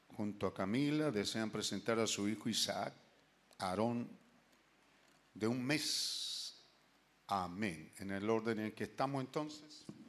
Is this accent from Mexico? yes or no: no; Chile; somos, re chilenos